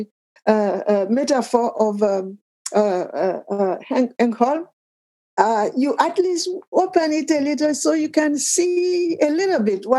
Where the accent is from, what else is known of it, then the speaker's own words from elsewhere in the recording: Côte d’Ivoire; first language Akan (Twi); English is a second language; moved away as an adult; now in United States; I'm from Cote d'Ivoire in West Africa.